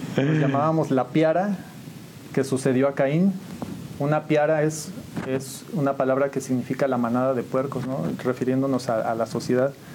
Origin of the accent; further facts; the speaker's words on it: San Juan del Río, Querétaro, Mexico; yo nací aquí en San Juan del Río